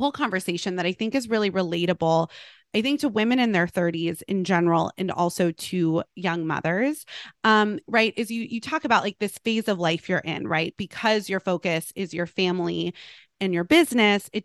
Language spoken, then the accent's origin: English; Los Angeles, California, United States; I grew up in Los Angeles and a lot of people I grew up with and went to school